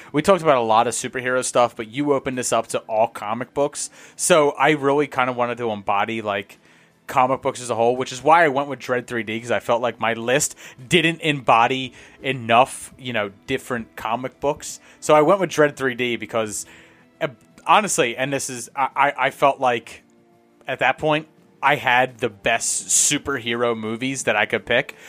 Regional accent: Northeast, United States; I'm from the Northeast.

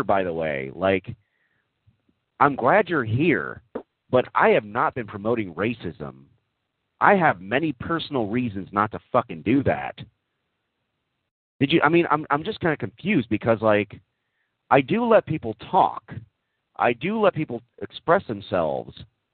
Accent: Texas, United States; moved away; Yeah, I grew up in Texas. I did grow up in Texas

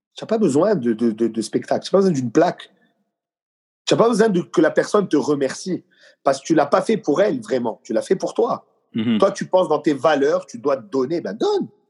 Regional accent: Quebec, Canada; je suis vraiment québécois dans ma culture, dans mes racines

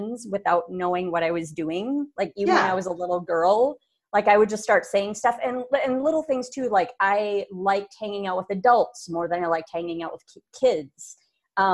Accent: Minneapolis, Minnesota, United States; also born or lived in Brooklyn Center, Minnesota; I'm born and raised in Minneapolis, Minnesota

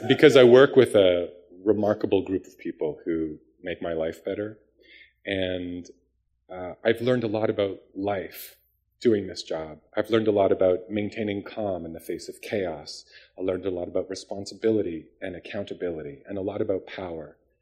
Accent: Palgrave, Ontario, Canada; also born or lived in Toronto / Bolton; I was born in Toronto and right. moved to Palgrave when I was in grade four.

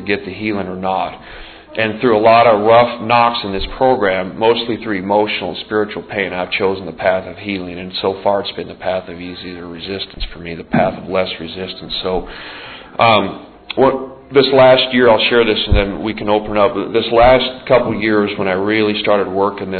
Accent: Montana, United States; moved away as an adult; I grew up out in the Northwest in a rough, tough part of the world

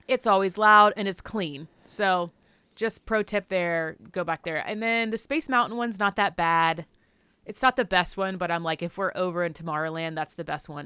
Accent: the South, United States; I'm from the South.

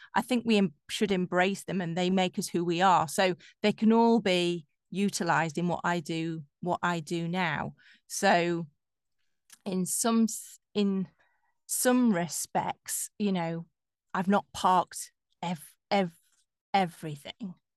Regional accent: Yorkshire and the Humber, United Kingdom; accent: Yorkshire; moved away as an adult; now in London, United Kingdom; I'm from Yorkshire

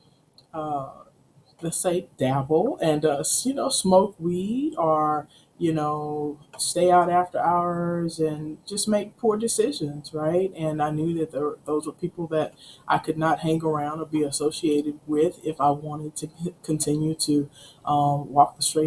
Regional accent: Houston, Texas, United States; now in Waco, United States; Born and raised in Houston. Like I said, Never thought I'd ever leave the city of Houston. Grew up in Sunnyside.

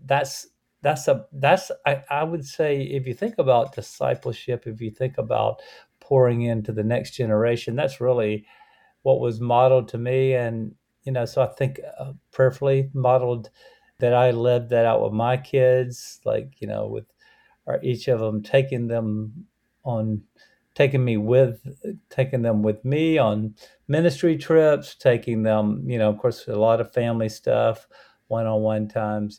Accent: Lake Butler, Florida, United States; moved away as an adult; also born or lived in Gainesville, Florida / Birmingham, Alabama / Orlando, Florida; I was born in Gainesville, Florida, grew up in North Florida, which is more like the southern part of the United States than the rest of Florida, a little small town called Lake Butler

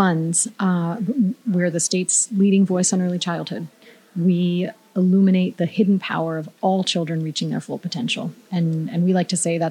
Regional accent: Miami, Florida, United States; I grew up in Miami with a focus on foreign language

